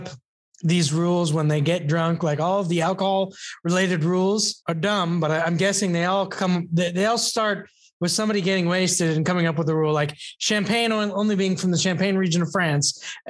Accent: United States; And we're American, damn it.

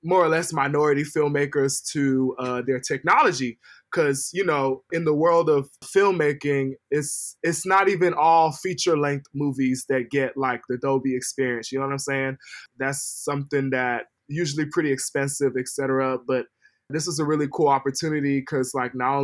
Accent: United States; also born or lived in Bay Area; now in Los Angeles, United States; I was born and raised in the States, but you know, my family comes from like the Niger Delta

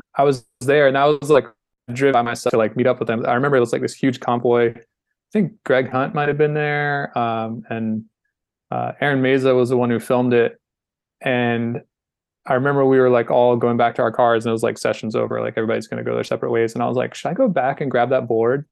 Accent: North Carolina, United States; I'm from North Carolina

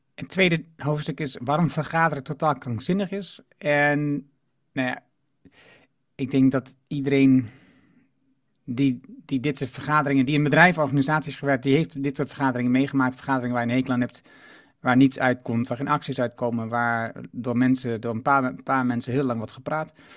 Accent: Netherlands; ik kom uit Achterhoek en, en Twente

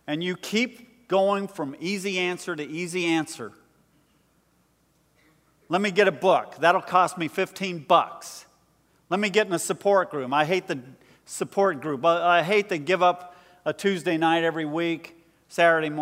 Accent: United States; us, as American Christians

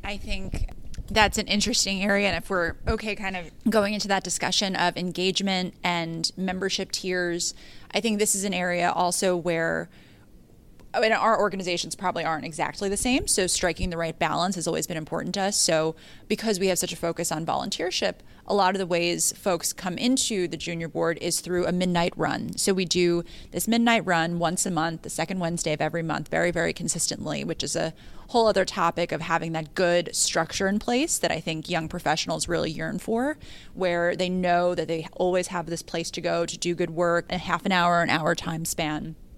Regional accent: Yonkers, New York, United States; also born or lived in Bronx; I'm from Yonkers, you know, I went to school in the Bronx

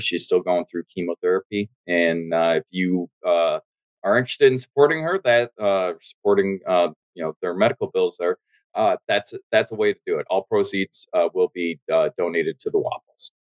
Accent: United States; I'm American

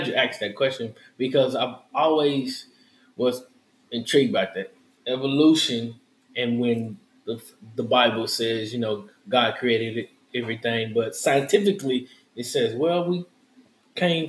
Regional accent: Houston, Texas, United States; I'm from Houston. I'm born and raised in Houston

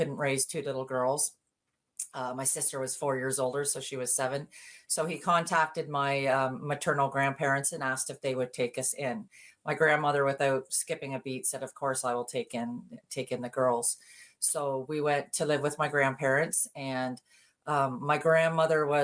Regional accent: Ontario, Canada; I grew up born and raised in Ontario

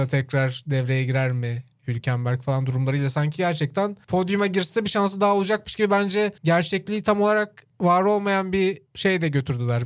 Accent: Çorlu, Tekirdağ, Turkey; benim işte büyüdüğüm yerde de mesela Çorlu'da Kenan Gıda vardı

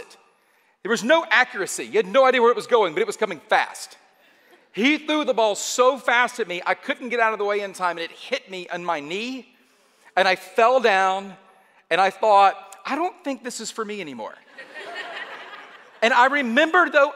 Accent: Atlanta, Georgia, United States; I am from Atlanta

